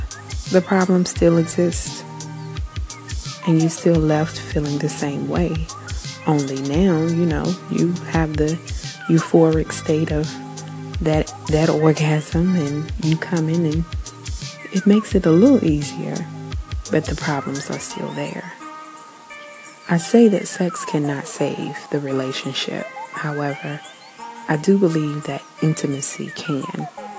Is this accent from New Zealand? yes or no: yes; New Zealand; I am Kiwi.